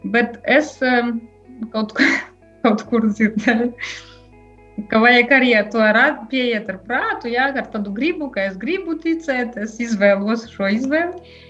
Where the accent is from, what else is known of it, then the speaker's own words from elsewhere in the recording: Ilūkste Municipality, Latgale, Latvia; now in Daugavpils, Latvia; Bet es nāku no Ilūkstas novada, tādiem laukiem, Tur joprojām dzīvo mani vecāki.